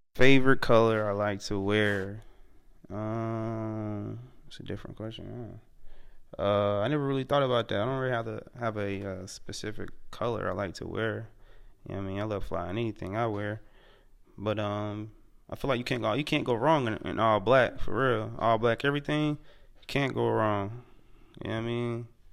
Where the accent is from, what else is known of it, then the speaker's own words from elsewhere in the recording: Charlotte, North Carolina, United States; also born or lived in Amityville, Long Island, New York; I'm originally from New York, Long Island, Amityville. Yup, but I came, I came to Charlotte when I was young, probably like three or four, so Charlotte basically raised me